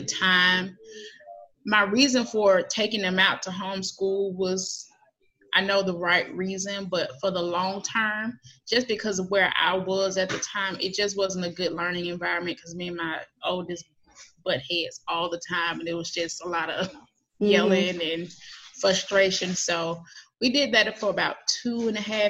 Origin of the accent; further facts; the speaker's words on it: Atlanta, Georgia, United States; I grew up here in Atlanta, mm-hmm. metro Atlanta, like not too far from downtown